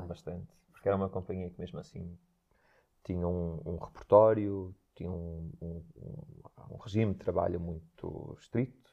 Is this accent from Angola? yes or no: no; Santo Tirso, Porto District, Portugal; eu nasci aqui na Sudofeita